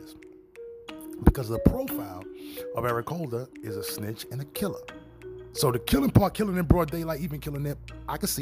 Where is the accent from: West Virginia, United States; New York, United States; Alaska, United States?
New York, United States; not from LA. I'm from New York.